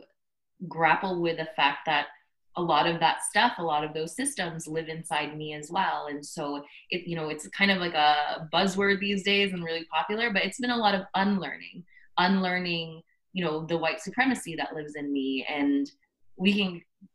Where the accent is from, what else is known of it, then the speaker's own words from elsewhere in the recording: Scarborough and Markham, Greater Toronto Area, Ontario, Canada; also born or lived in Philippines; I was born in the Philippines and stayed there up until I was 4 years old and moved to Canada, to Scarborough and then Markham, and then now in Toronto, so always around the GTA.